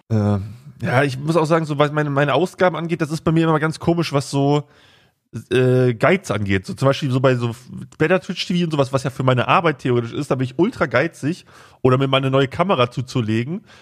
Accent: Braunschweig, Lower Saxony, Germany; bei uns in Braunschweig

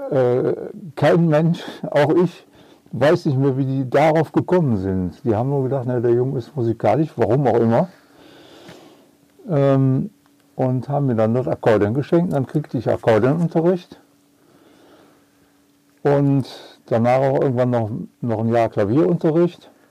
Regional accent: Cologne, North Rhine-Westphalia, Germany; now in Bornheim, Germany; Äh, geboren in Köln. Ja auch äh, aufgewachsen erstmal in Köln.

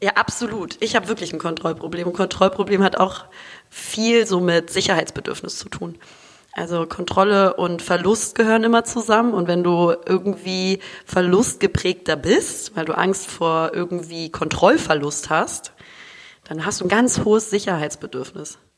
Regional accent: Hamburg, Germany; now in Düsseldorf, Germany; lebe momentan äh, in Düsseldorf, bin aber eigentlich gebürtig aus Hamburg

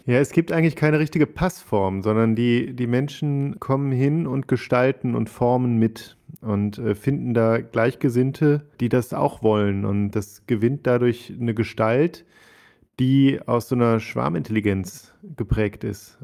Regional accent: Ruhr area, North Rhine-Westphalia, Germany; now in Cologne, Germany; bin ich ähm, Kölner inzwischen, würde ich sagen, komme eigentlich aus dem Ruhrgebiet

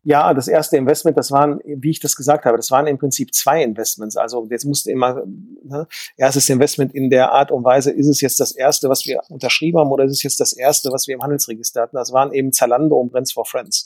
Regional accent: Dortmund, North Rhine-Westphalia, Germany; ich bin ja sozusagen äh, ein Kind des Ruhrgebietes

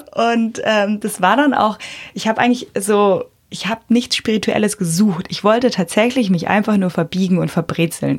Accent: Bavaria, Germany; bei uns in Bayern

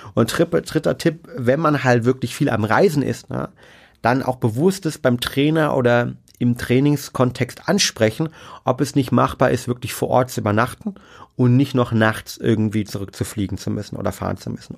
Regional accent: Germany; bei uns in Deutschland

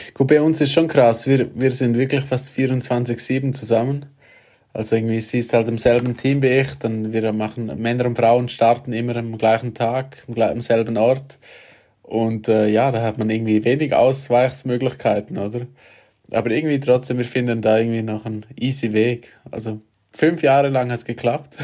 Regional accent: Graubünden, Switzerland; ich bin auch von Grabünden und äh, sehr nahe von da, wo ich aufgewachsen bin.

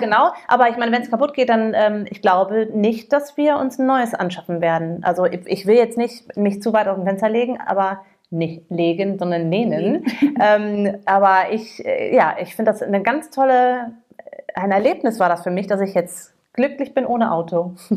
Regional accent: United States; now in Cologne, Germany; ich als Amerikanerin

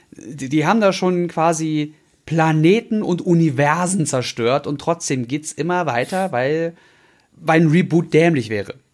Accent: Berlin, Germany; ich bin Berliner geboren

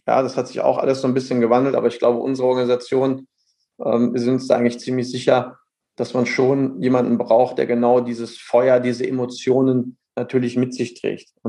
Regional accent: North Rhine-Westphalia, Germany; als Sauerländer, ich bin ein Kämpfer

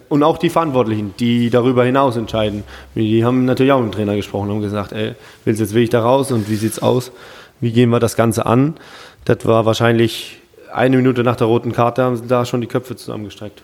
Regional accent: Germany; bei uns in Deutschland

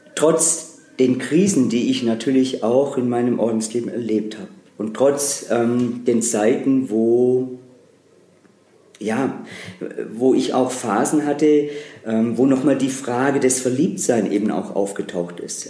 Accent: Baden-Württemberg, Germany; now in Trier, Germany; ich komme aus einer Familie aus Baden-Württemberg

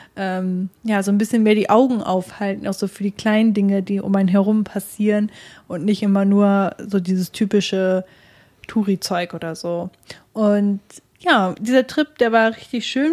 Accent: Germany; wir Deutschen

